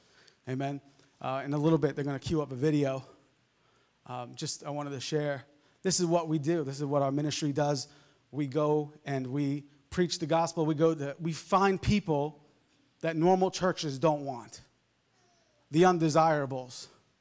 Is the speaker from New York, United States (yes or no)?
yes; Long Island, New York, United States; I grew up in Long Island, and we would go fishing a lot